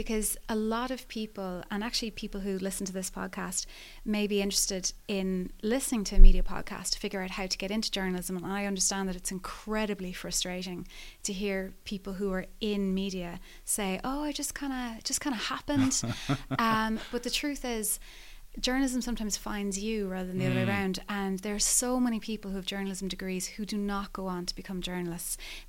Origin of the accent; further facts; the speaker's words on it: Skibbereen, Munster, Ireland; moved away; I come from a regional, small local newspaper background. I was raised in Skibbereen.